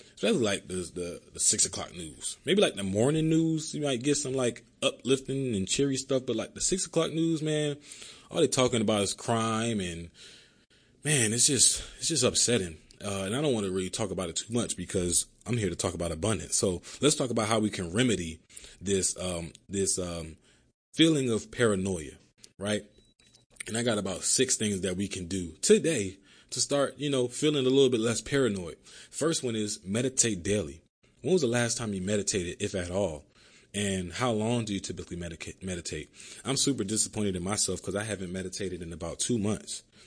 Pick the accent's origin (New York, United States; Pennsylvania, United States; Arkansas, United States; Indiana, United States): Pennsylvania, United States; Philadelphia; moved away as an adult; now in Miami, United States; growing up in Philly